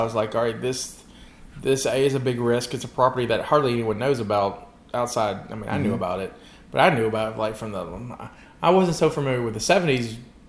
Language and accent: English; United States; There was no local comic shop for us where I grew up in Bimonette